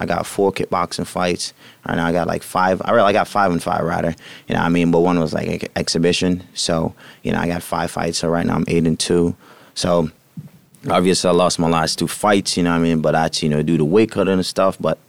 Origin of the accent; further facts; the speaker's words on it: Jamaica; moved away; also born or lived in Greenlawn, New York, United States / Huntington, New York, United States; Born and raised in Jamaica. And I got here in 2010.